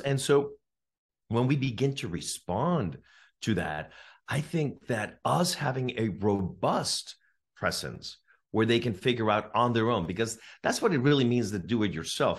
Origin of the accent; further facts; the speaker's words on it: California, United States; I'm from California